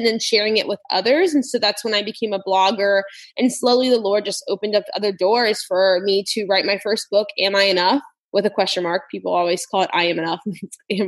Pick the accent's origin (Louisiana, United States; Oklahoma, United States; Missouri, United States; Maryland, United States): Louisiana, United States; South; I am from South Louisiana